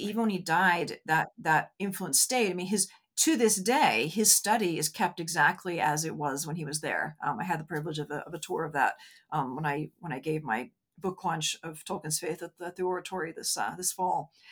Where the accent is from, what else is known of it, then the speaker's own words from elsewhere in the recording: United States; I'm an American